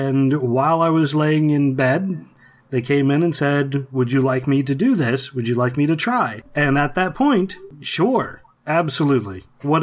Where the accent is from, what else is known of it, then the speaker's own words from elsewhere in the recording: Ohio, United States; I grew up in Ohio